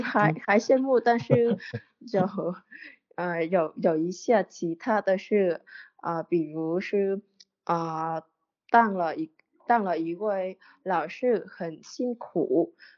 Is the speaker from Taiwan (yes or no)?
no; Vietnam; Chinese is a second language; 我来自越南